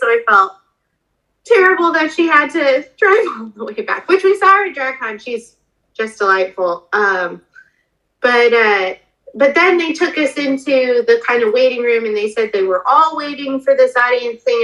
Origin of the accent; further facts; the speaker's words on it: Denver, Colorado, United States; moved away; I'm originally from Denver